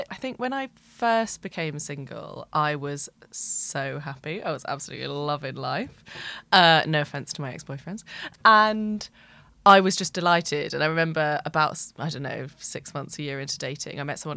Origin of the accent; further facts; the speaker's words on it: London, United Kingdom; I'm 32. I'm from London